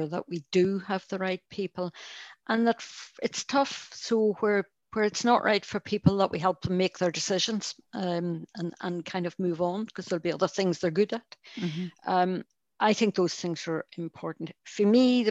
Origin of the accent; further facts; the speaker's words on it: Northern Ireland, United Kingdom; accent: Irish; now in Scotland, United Kingdom; I found growing up in Northern Ireland